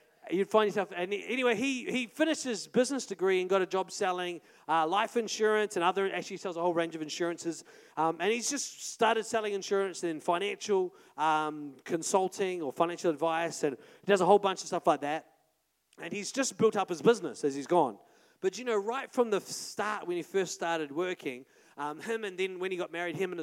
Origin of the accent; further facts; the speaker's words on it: Paraparaumu, Wellington, New Zealand; moved away; also born or lived in Auckland; We're from Paraparam, we didn't like new people, like we already knew everyone in town